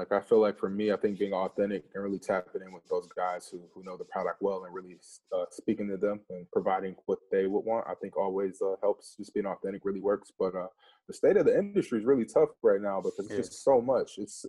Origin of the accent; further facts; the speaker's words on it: Midwest, United States; growing up in the Midwest, like, we didn't have boutiques and stuff like that growing up.